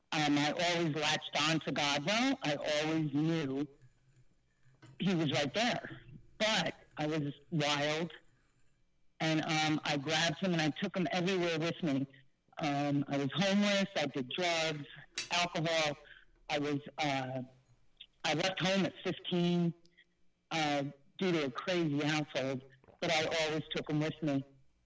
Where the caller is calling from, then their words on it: New York City, New York, United States; I'm calling from the Bronx.